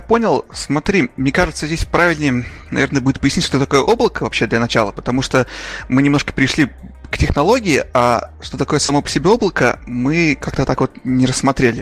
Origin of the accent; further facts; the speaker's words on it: Urals, Russia; also born or lived in Magnitogorsk, Russia; я сам тоже с Урала